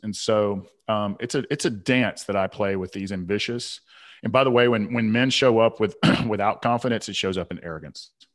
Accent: Southern, United States; accent: Southern; my Southern accent

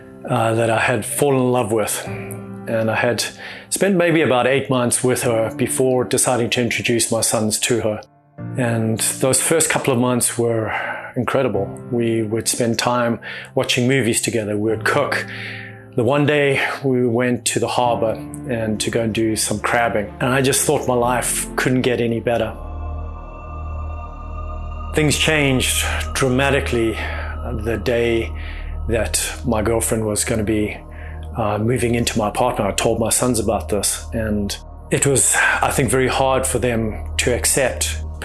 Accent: Pietermaritzburg, KwaZulu-Natal, South Africa; Tony, I grew up in South Africa, is where I was born, in a tiny little town called Pietermaritzburg.

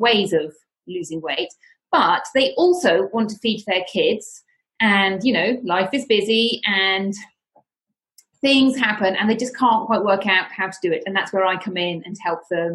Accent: United Kingdom; moved away as an adult; now in Spain; I am from the United Kingdom, as you may be able to tell from my accent

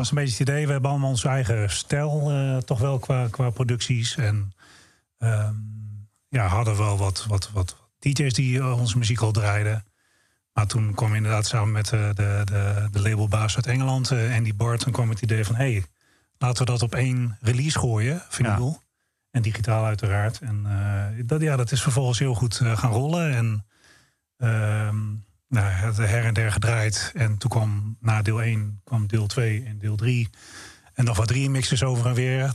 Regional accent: Netherlands; we zijn vier jongens uit Nederland

